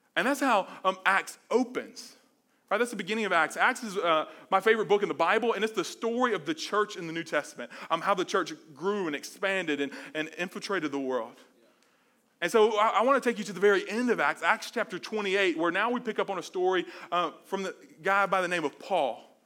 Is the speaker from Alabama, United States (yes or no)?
yes; Mobile, Alabama, United States; moved away; I'm from Mobile, Alabama, the South